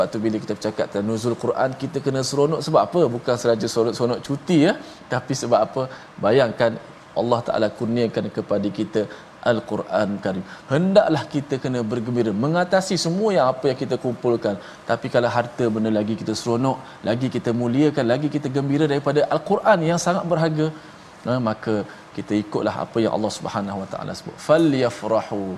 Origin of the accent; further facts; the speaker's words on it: Terengganu, Malaysia; Saya orang Terengganu tapi saya buat, buat pandai lah.